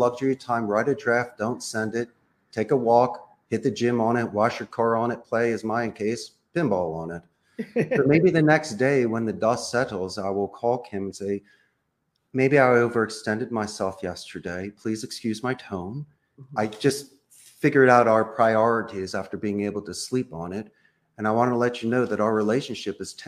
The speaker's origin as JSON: {"language": "English", "town": "Philadelphia", "region": "Pennsylvania", "country": "United States", "moved": "as an adult", "lives_now": "Costa Rica", "said": "I am from Philadelphia."}